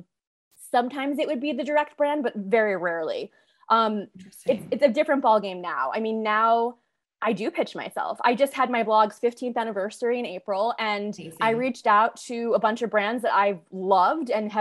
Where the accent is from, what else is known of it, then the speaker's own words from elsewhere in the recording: Carmel, New York, United States; moved away as an adult; now in Los Angeles, United States; I grew up in Carmel, which is just a little north of Westchester